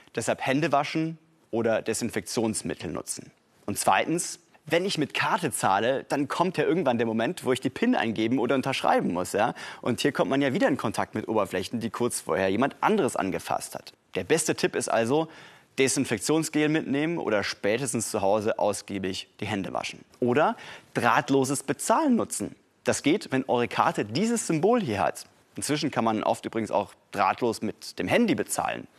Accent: Tübingen, Baden-Württemberg, Germany; meiner Heimatstadt Tübingen

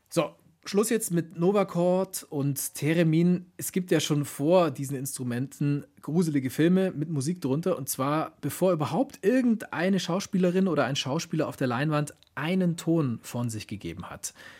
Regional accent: Germany; Bei uns in Deutschland

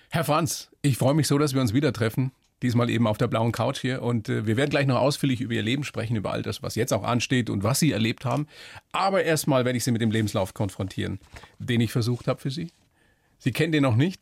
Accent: Weiden, Bavaria, Germany; ich bin ja auch Oberpfälzer aus Weiden

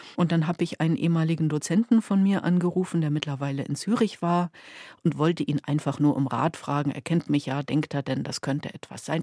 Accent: Schwerin, Mecklenburg-Vorpommern, Germany; Schwerin, meine Heimatstadt.

